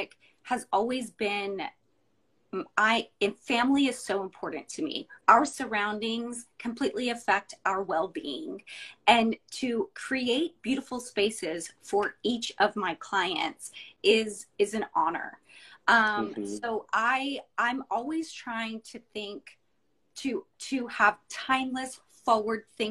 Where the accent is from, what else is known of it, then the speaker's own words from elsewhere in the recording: Dallas, Texas, United States; now in Houston, United States; I'm from Dallas originally, and I graduated from U of H.